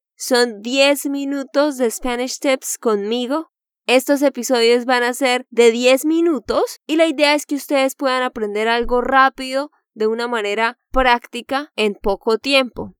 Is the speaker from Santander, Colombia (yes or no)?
yes; Santander, Colombia; de Santander, Colombia